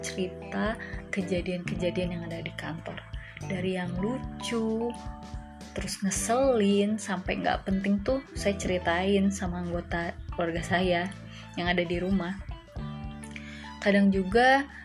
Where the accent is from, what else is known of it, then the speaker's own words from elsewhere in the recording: Bandung, West Java, Indonesia; moved away as an adult; now in Ambon, Indonesia; saya asli Bandung Dan sekarang saya sedang merantau di salah satu kota di Provinsi Maluku, yaitu Ambon